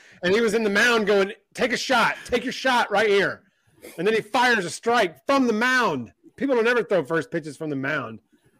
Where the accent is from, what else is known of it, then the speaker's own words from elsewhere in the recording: Boise, Idaho, United States; When I was a kid growing up in Boise, Idaho, I was born and raised in Boise, Idaho. And, you know, I'm older than all y'all.